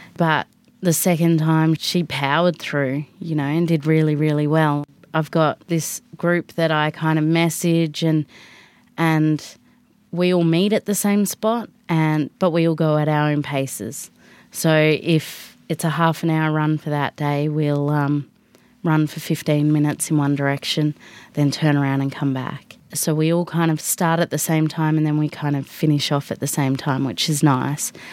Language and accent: English; Alice Springs, Northern Territory, Australia; also born or lived in Canberra; I'm from Alice Springs. Uh, I was born in Canberra, but have been here basically my whole life